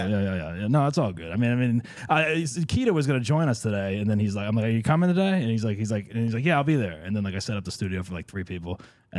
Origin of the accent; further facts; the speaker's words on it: New Jersey, United States; We're both from New Jersey